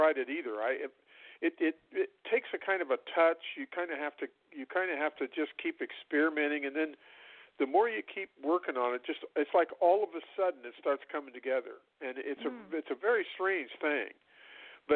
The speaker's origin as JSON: {"language": "English", "region": "Illinois", "country": "United States", "tie": "born or raised there", "said": "I grew up in Illinois, and a lot of the stuff we listened to was bluegrass and Appalachian mountain music"}